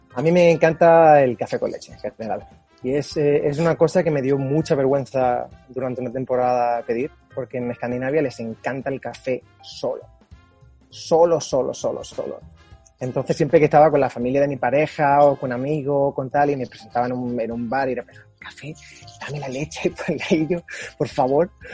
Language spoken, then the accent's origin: Spanish; Málaga, Andalusia, Spain; moved away as an adult; also born or lived in Norway; now in Sweden; Yo soy de Málaga